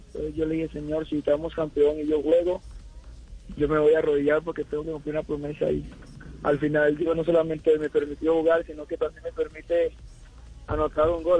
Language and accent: Spanish; Colombia; moved away; mañana ya regreso a Colombia, ya me hace falta